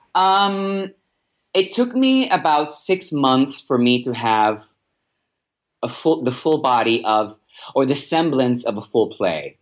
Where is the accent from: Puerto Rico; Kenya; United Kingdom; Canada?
Puerto Rico; I'm from Puerto Rico